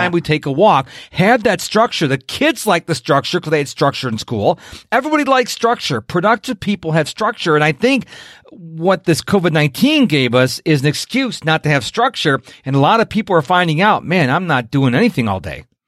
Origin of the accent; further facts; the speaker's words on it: Rochester, New York, United States; now in Houston, United States; originally from Rochester, New York